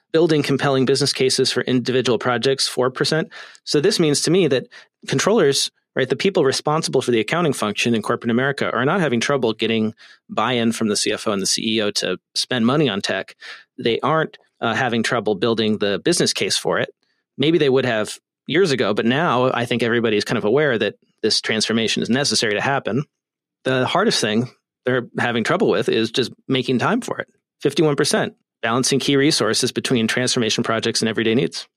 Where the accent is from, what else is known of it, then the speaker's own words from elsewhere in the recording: California, United States; the great state of California, my home state